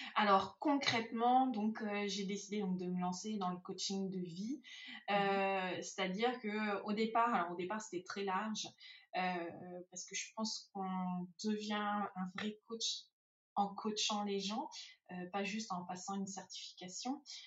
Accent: France; moved away as an adult; je suis française d'origine, j'ai été élevée en France, j'ai fait mes études en France.

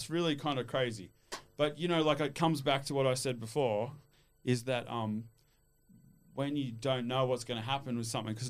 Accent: Australia; also born or lived in Switzerland; Yeah, I grew up in Australia, but I lived all over the world.

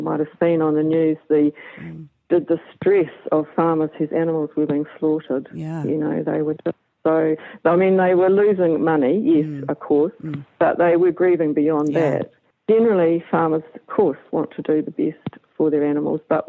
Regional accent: Levin, Manawatū-Whanganui, New Zealand; when I was brought up here, the dairy farm was 70 cows on 60 acres

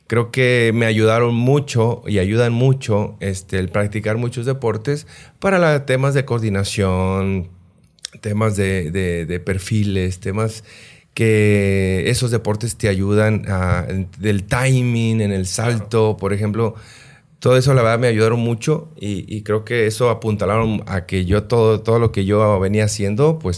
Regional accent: Los Mochis, Sinaloa, Mexico; yo soy de Los moches Sinaloa nací, nací allá, aunque me registraron en Culiacán.

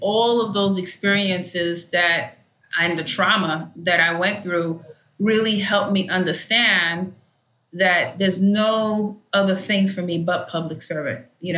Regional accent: Haiti; first language Haitian Creole; English is a second language; And I started speaking my first tongue, which is Haitian Creole.

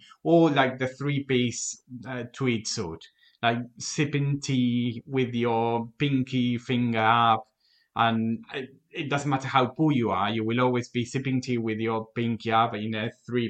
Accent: Argentina; English is a second language; moved away as an adult; now in United Kingdom; from my house in Argentina

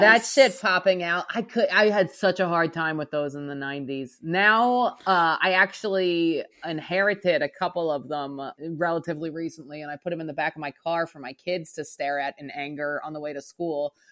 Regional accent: outside of Philadelphia, Pennsylvania, United States; now in New Orleans, United States; I grew up outside of Philadelphia

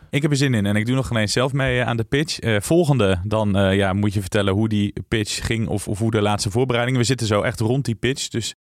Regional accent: Tiel, Gelderland, Netherlands; ik ben geboren in Tiel

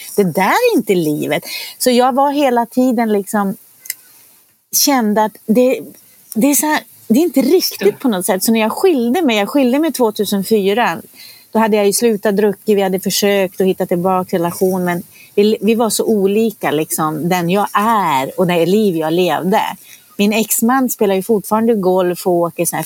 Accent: Norrland, Sweden; moved away; Jag är ju uppvuxen i Norrland.

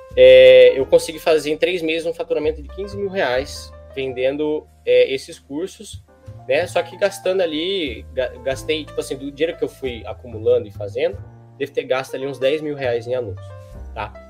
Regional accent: Bauru, São Paulo, Brazil; eu moro em Bauru, né? É, sou de Bauru

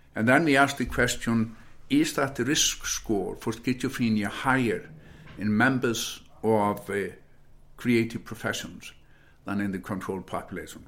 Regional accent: Iceland; moved away as an adult; also born or lived in United States; growing up in Iceland

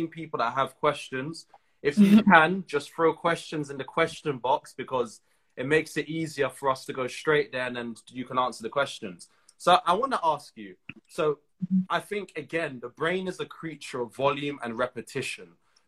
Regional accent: Trinidad & Tobago; I'm from Trinidad. In Trinidad, we have a large Indian population.

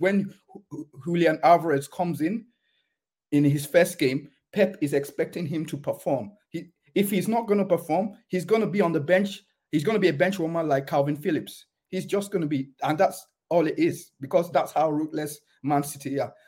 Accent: England, United Kingdom; moved away as an adult; now in Germany; I was born in England

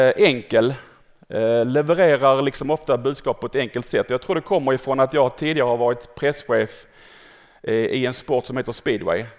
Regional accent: Malmö, Skåne, Sweden; född och uppvuxen här i Malmö

